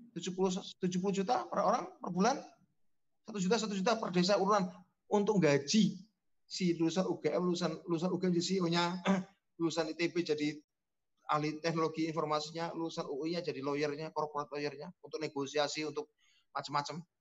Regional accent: Cilacap, Central Java, Indonesia; Bikin Bumades di Kabupaten Cilacap, kampung saya, atau Banyumas.

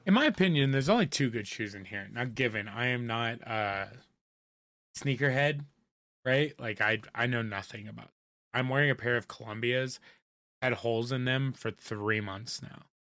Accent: Indiana, United States; moved away; I grew up in Indiana

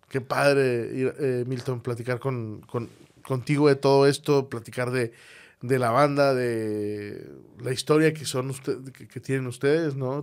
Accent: Monterrey, Nuevo León, Mexico; somos regios, somos de Monterrey

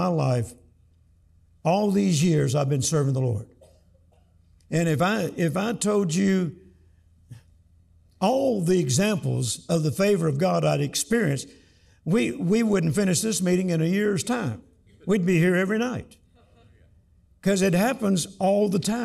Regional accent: Louisiana, United States; accent: Southern; moved away as an adult; also born or lived in Mississippi; now in Texas, United States; I was born on a farm in Mississippi. I grew up in Louisiana, and now I live in Texas. So I'm still Southern to the core

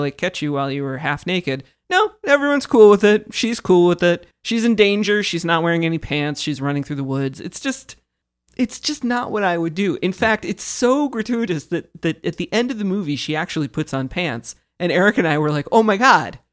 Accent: Kansas, United States; I grew up in Kansas.

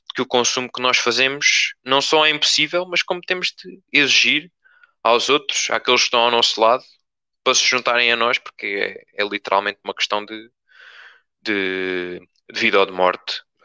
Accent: Torres Novas, Centro, Portugal; como torrejano, como pessoa que, que não queria ser obrigada a sair do, ah, de perto da minha família, dos meus amigos, uh, da terra onde eu nasci

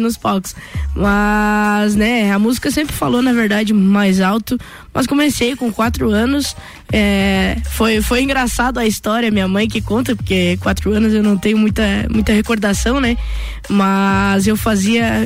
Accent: Correia Pinto, Santa Catarina, Brazil; now in Lages, Brazil; Nasci aqui na, na Grande Lages, mas, né? tenho um carinho enorme pela cidade que, que fui criada, é, que a minha família vive até hoje, né? Que é Correia Pinto

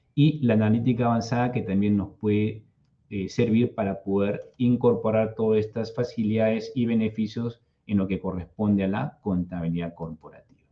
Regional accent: Lima, Peru; yo soy de Lima, Perú

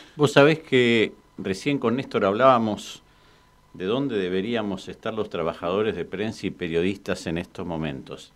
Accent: Quilmes, Buenos Aires Province, Argentina; Nosotros somos de Quilmes, en Quilmes como en todo el conurbano

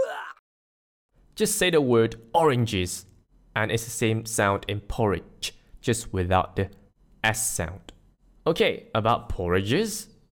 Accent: Malaysia; I'm Malaysian, not in Malaysia

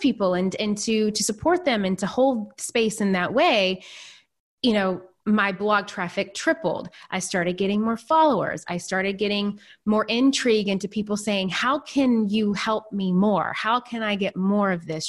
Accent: Nashville, Tennessee, United States; born or raised there; moved away as an adult; also born or lived in New York City

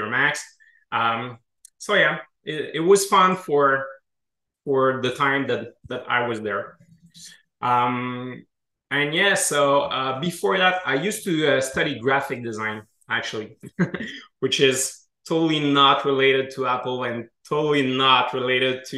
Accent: Quebec City, Quebec, Canada; accent: French Canadian; from what you can hear in my accent, we're from the French part of Canada

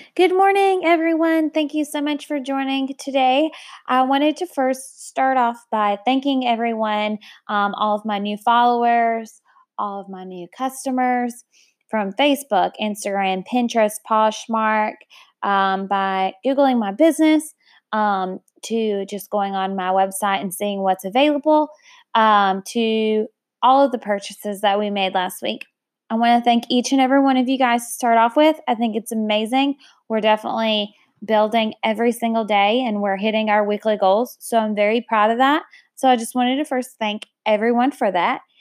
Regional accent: United States; I love my country, and I love being an American

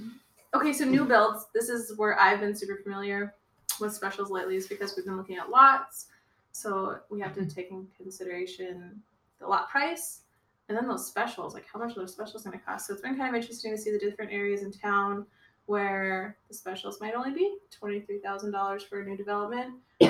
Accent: Texas, United States; I'm from Texas. Nobody do that.

